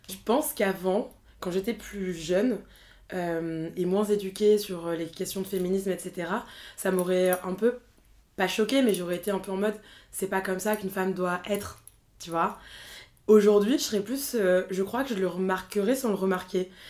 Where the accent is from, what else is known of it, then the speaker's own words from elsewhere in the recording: northern France, France; also born or lived in Rwanda; T'as grandi où Dans le nord de la France.